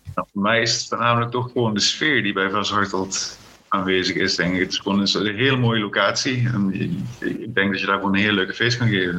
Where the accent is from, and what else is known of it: Limburg, Netherlands; born or raised there; also born or lived in South Africa / Friesland